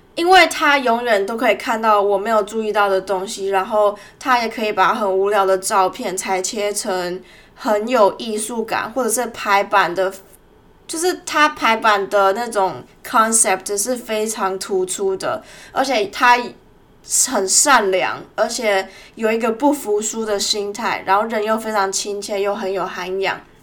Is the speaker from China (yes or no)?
no; Tainan, Taiwan; moved away as an adult; now in Melbourne, Australia; 两年多前，在我老家台南的时候，我去了一家婚纱摄影公司实习